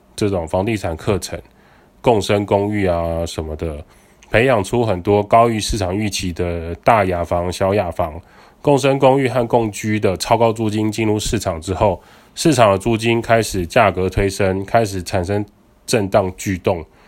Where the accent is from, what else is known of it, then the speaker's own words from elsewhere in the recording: Taiwan; 我们台湾人